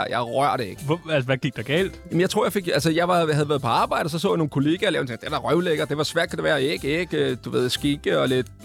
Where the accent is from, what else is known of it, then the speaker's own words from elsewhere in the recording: Capital Region of Denmark, Denmark; folk køber ind i, at jeg er fra Vestegnen, jeg har en bestemt accent, jeg siger nogle bestemte ting